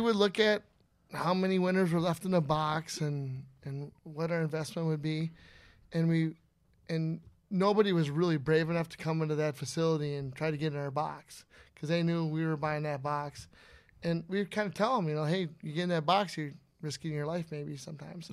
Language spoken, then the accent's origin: English; Inver Grove Heights, Minnesota, United States; also born or lived in Breezy Point, Minnesota; I'm from Member Grove Heights, Minnesota, originally